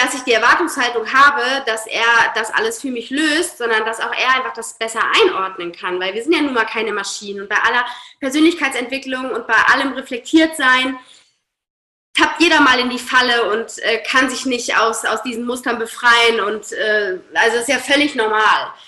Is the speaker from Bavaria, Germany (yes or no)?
no; Hamburg, Germany; Ich komme aus Hamburg, arbeite als systemischer Coach